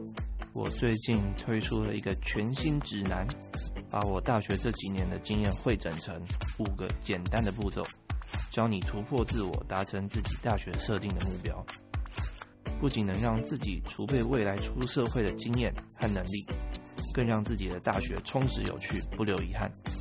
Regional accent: Taiwan; 我是台湾人，

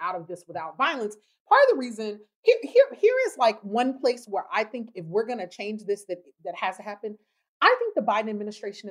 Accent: the South, United States; I come from Southern people

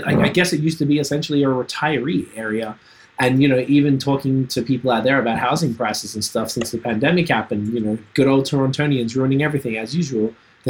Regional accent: Australia; moved away as an adult; now in Canada; I'm from Australia and I remember I've been here 11 years

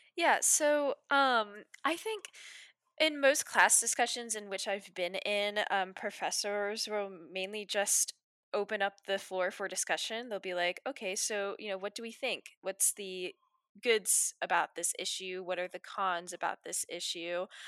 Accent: Waterford, Virginia, United States; I'm also from Waterford, Virginia, which is somewhere in, um, northern Virginia

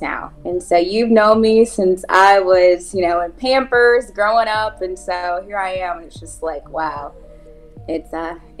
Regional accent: Anderson, Indiana, United States; growing up in Anderson

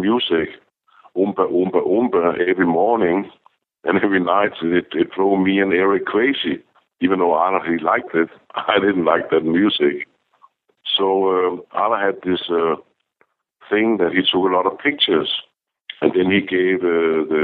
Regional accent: Denmark; moved away; I'm from Denmark.

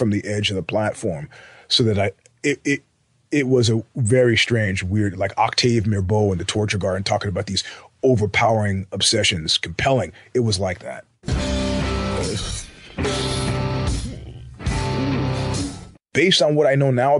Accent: New York, United States; I grew up in New York

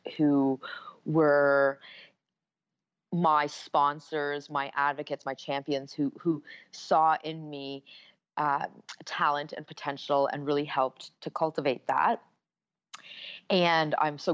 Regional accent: Canada; I was born in Canada to Indian parents

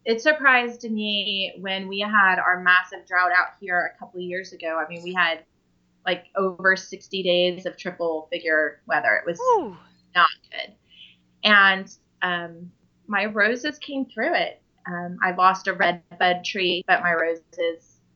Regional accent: California, United States; moved away; I grew up in California

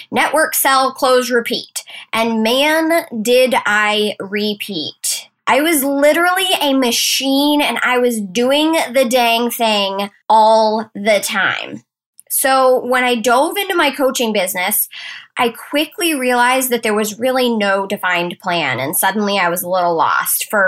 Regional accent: Maine, United States; accent: Maine; So, I've been in Maine, y'all, and I think I might be getting my accent back. We actually went down to the coast this weekend, ate some lobster, and just had the best time. So, if you catch me in some sort of Maine speak, I woke up like this.

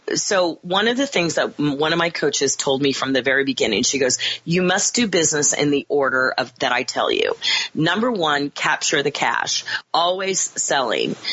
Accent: Kansas, United States; moved away; also born or lived in Chicago; I grew up in Kansas

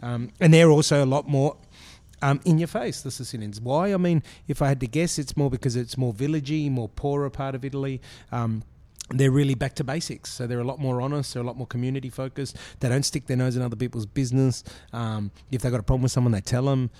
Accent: Brisbane, Queensland, Australia; I grew up in Brisbane

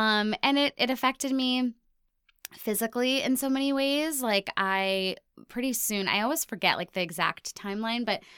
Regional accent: Ohio, United States; born there; also born or lived in India / Hong Kong / Cairo / Singapore; now in New York, United States; I've lived in New York for 17 years, but I was born in Ohio. But then I've also lived everywhere from like India to Hong Kong to Cairo to Singapore to New Jersey.

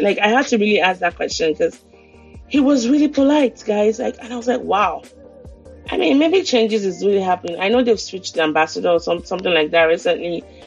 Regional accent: Nigeria; now in United States; a Nigerian living in the US

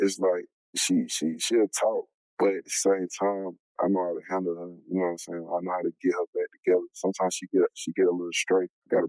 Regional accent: Charlotte, North Carolina, United States; I'm from Charlotte, North Carolina. Born and raised, you know, the east side.

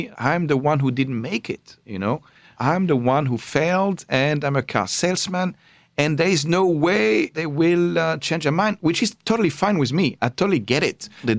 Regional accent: Paris, Île-de-France, France; born or raised there

